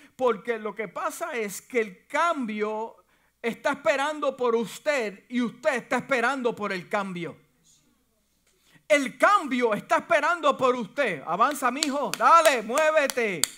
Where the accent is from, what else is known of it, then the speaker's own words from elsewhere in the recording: Puerto Rico; now in United States; Y aunque mi, familia es puertorriqueña y yo nací en Puerto Rico